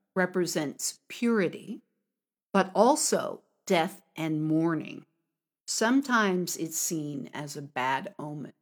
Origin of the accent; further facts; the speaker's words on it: United States; now in China; from America